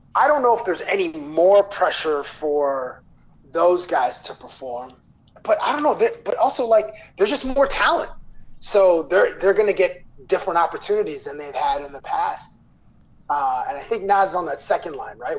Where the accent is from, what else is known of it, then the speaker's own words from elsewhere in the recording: Toronto, Ontario, Canada; born and raised in Toronto